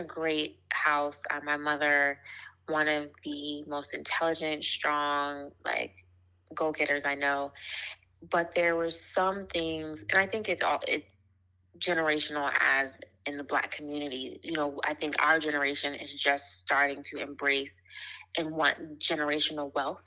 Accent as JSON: {"language": "English", "town": "Washington", "region": "District of Columbia", "country": "United States", "also_born_or_lived": "New York City", "moved": "as an adult", "lives_now": "New York, United States", "said": "I'm originally from Washington, D.C., but currently live in New York with my family, my daughter, and my husband."}